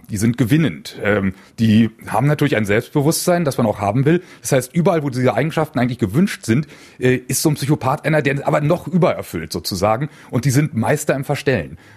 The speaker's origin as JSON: {"language": "German", "region": "Berlin", "country": "Germany", "tie": "born or raised there", "said": "Ich bin gebürtiger Berliner, habe dort nach dem Abitur Wirtschaftsingenieurwesen an der TU studiert"}